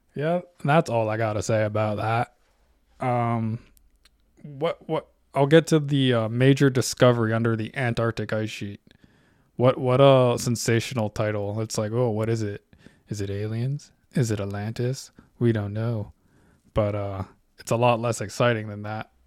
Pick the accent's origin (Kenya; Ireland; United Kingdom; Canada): Canada; I'm Canadian. I live in Canada.